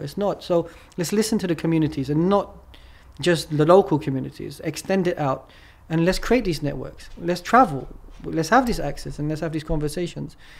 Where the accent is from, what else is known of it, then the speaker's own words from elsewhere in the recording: England, United Kingdom; moved away as an adult; now in Turkey; I'm from England, right? Mm. And then I moved to Turkey.